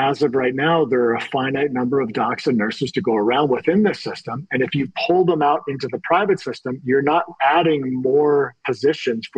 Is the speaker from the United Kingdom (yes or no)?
no; Canada; as a Canadian